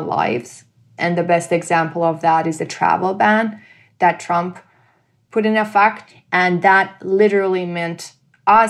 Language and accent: English; Mashhad, Razavi Khorasan, Iran; now in Tucson, United States; I was born and raised in Iran.